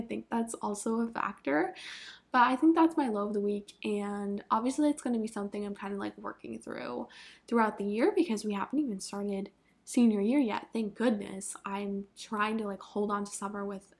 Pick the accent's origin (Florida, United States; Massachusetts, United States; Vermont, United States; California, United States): Vermont, United States; moved away; I'm from Vermont, and the hottest it gets there is like, we'll maybe have like one day a year that it hits like 85